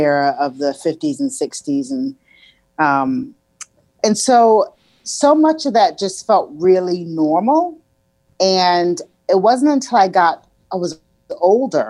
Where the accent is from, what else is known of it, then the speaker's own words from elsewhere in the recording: Columbia, South Carolina, United States; I was born and raised in Columbia, South Carolina